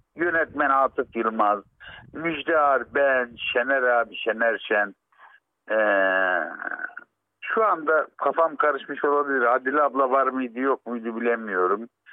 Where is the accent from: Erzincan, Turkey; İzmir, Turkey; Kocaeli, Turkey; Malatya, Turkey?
Malatya, Turkey; Arguvan; Ben Malatya Arguvanlıyım